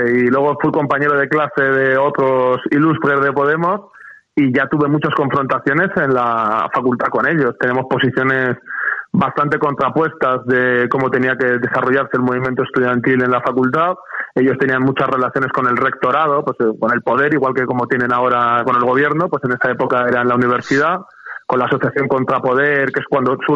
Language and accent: Spanish; Spain; yo me considero patriota revolucionario y me considero español yo estoy orgulloso de mi país